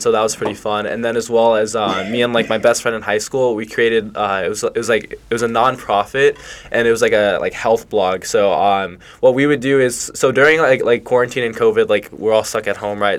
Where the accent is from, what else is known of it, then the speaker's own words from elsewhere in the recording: Rancho Cucamonga, California, United States; when I was like, yeah, I think I was like three years old, we moved to Rancho Cucamonga, and we've lived there ever since. Um, so with that being said, um, like my high school is called Altaloma High School.